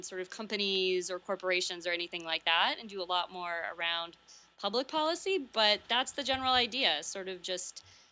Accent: United States

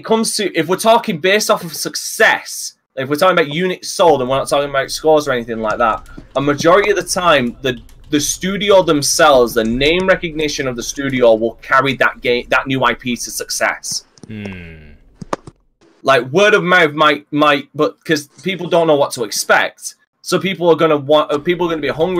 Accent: England, United Kingdom; I'm English

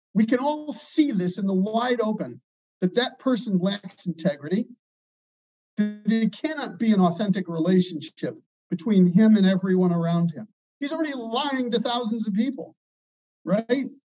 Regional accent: Chicago, Illinois, United States; I'm from Chicago

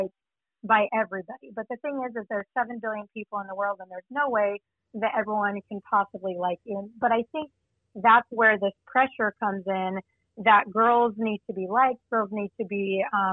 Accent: Utah, United States; also born or lived in Virginia; my hometown of Utah State

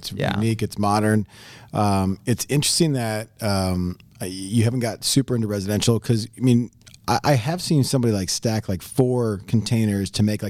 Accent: Midwest, United States; we're from the Midwest.

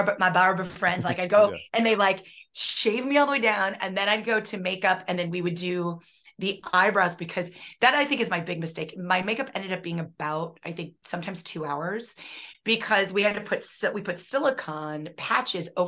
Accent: Midwest, United States; I'm from the Midwest

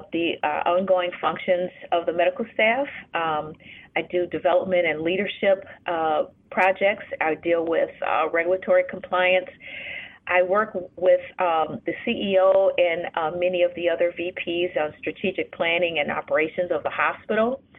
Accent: Chicago, Illinois, United States; also born or lived in New Orleans, Louisiana; I am a native Chicagoan. So I'm from Chicago

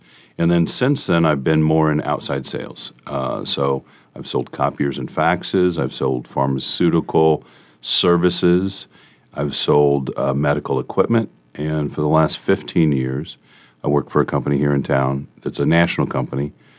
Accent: Omaha, Nebraska, United States; also born or lived in St. Louis; I grew up in South Omaha, and my wife and I now live out in Millard, out in Southwest Omaha.

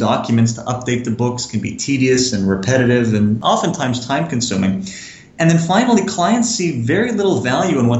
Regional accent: Montreal, Quebec, Canada; I'm originally from Montreal.

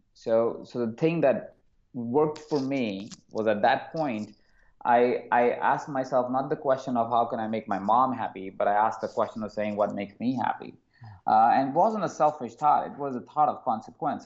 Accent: Jaipur, Rajasthan, India; I was born in a small city called Jaipur in India. And as I grew up in that small town

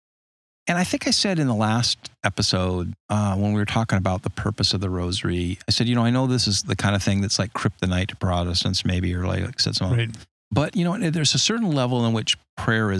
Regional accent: Los Angeles, California, United States; I grew up in Los Angeles

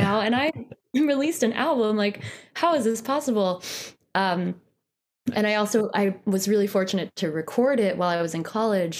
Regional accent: Poughkeepsie, New York, United States; moved away as an adult; also born or lived in Boston; now in Brooklyn, United States; I grew up in Poughkeepsie, which is about an hour and a half north of New York City.

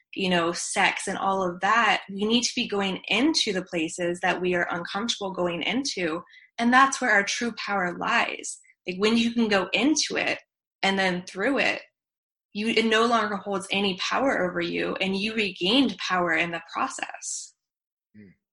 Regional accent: Virginia, United States; I was born in Virginia

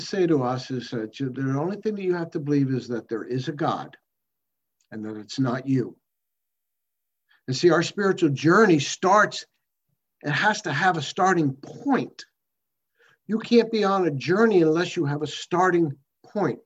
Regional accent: United States; I'm an alcoholic from America

